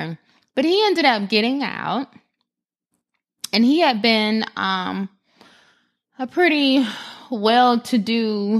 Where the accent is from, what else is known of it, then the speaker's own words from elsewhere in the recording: Florida, United States; I am from South Florida.